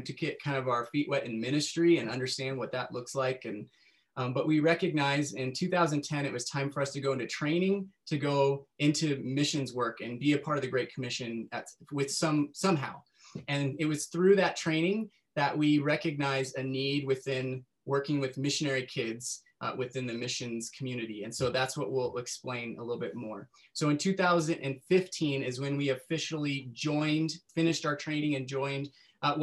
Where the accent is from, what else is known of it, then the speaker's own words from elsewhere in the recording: Northern California, United States; I grew up in Northern California